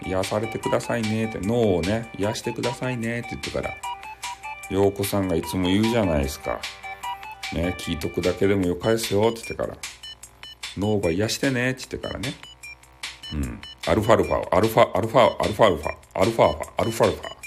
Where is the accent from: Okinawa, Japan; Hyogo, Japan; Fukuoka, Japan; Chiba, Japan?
Fukuoka, Japan; accent: Hakata dialect; 俺が博多弁で言いよるやつ